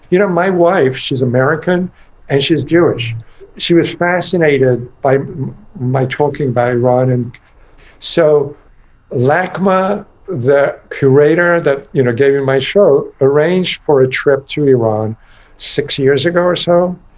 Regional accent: England, United Kingdom; now in United States; I grew up in England and went to school there and then college in America and then later life in America

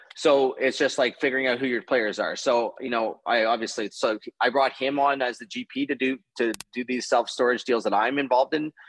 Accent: Canada; being a Canadian

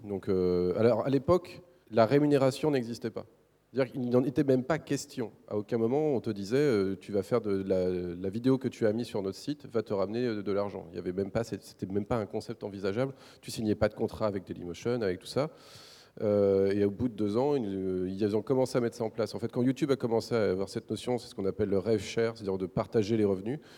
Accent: Ploubalay, Brittany, France; je suis né dans un petit village qui s'appelle Ploubalais en 1982. Euh, c'est en Bretagne

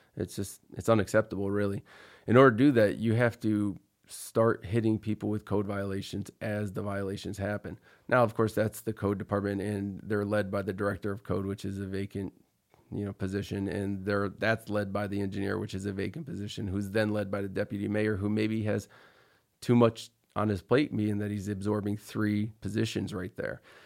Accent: Troy, New York, United States; I grew up in Troy. I went to Troy High

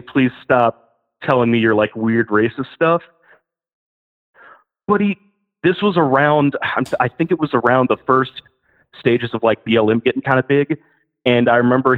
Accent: Alabama, United States; moved away as an adult; also born or lived in Tennessee; now in Austin, United States; I'm from Alabama originally. I moved out to Tennessee to get a job

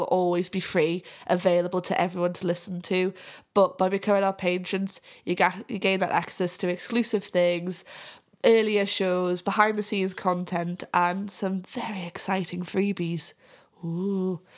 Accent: Whitley Bay, North East England, United Kingdom; accent: Geordie; now in Yorkshire, United Kingdom; I'm from Whitley Vee. I'm actually from the, like, the posh bit of Newcastle

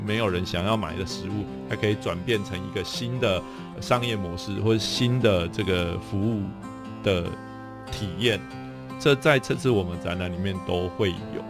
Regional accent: Taiwan; 我们是台湾的

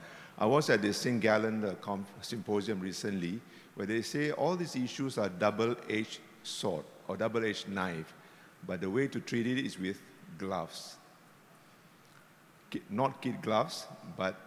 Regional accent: Singapore; I'm proud Singaporean

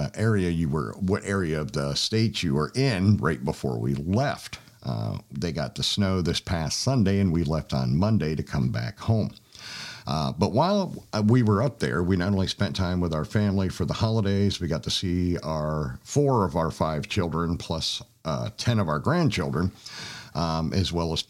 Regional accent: Pennsylvania, United States; now in Georgia, United States; my home state of Pennsylvania.

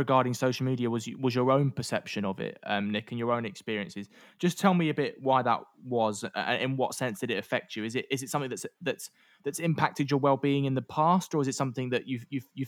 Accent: London, United Kingdom; We grew up in Northeast London

